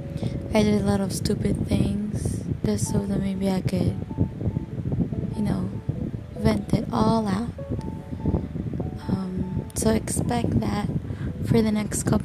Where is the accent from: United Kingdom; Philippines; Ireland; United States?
Philippines; English is a second language; I'm a Filipino